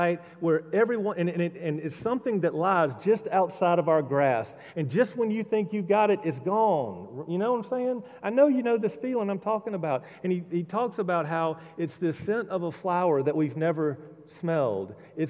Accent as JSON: {"language": "English", "region": "Mississippi", "country": "United States", "tie": "born or raised there", "also_born_or_lived": "Winston-Salem, North Carolina", "moved": "as an adult", "said": "Growing up in Mississippi, my dad owned a dry cleaners"}